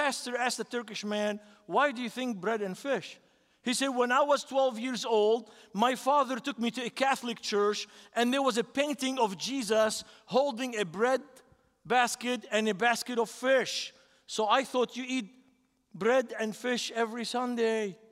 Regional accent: Beirut, Beirut Governorate, Lebanon; now in United States; This is my city. I grew up in that city, 3 blocks from the seashore.

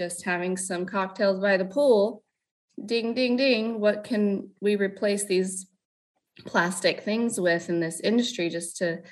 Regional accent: Lompoc, California, United States; also born or lived in Ventura, California / Squim, Washington; I was born and raised pretty much in Lompoc, California

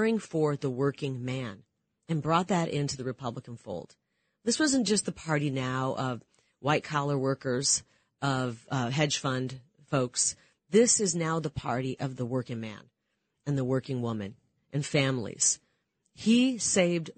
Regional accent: Iowa, United States; growing up in Iowa

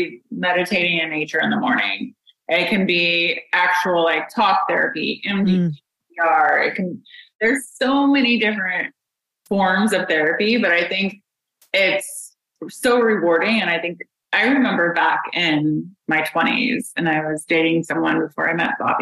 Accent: Indiana, United States; I'm from Indiana. My dad is a therapist, and grew up with that.

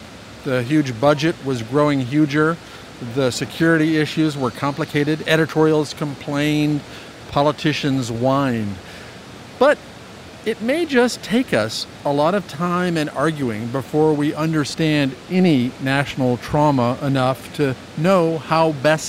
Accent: New York City, New York, United States; as a New Yorker, I'm definitely in the minority here.

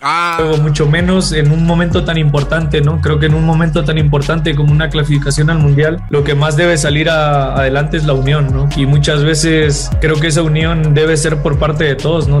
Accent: Mexico; me gustaría ver en, en mi país

